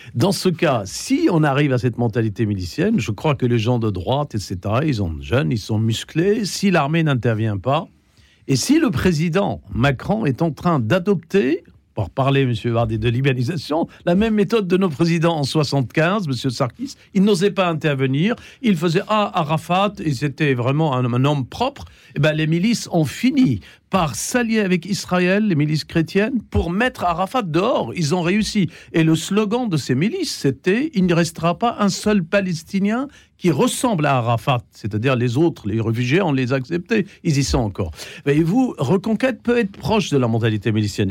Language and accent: French; Lebanon; Je suis fils de cet empire français, le Liban